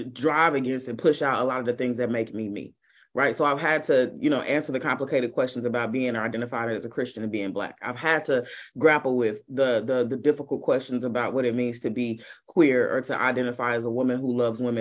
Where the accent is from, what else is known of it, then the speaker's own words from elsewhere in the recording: Kansas City, Missouri, United States; My family still attends one of the largest churches in the city of Kansas City on the Missouri side. Got to be clear, because there's two Kansas cities. Never get that confused. I'm not from Kansas. So on the Missouri side